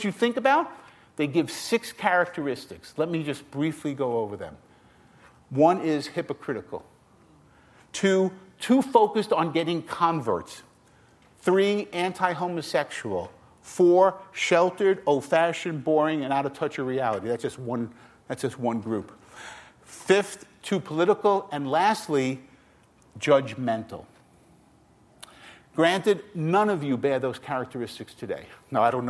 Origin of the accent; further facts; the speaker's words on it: New York City, New York, United States; also born or lived in Queens; I grew up in Brooklyn, an Italian family, and I grew up in, and we migrated over to Queens